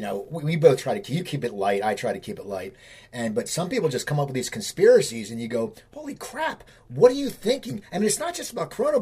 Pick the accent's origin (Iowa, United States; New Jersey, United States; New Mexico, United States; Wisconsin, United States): New Jersey, United States; Cherry Hill; my hometown of Cherry Hill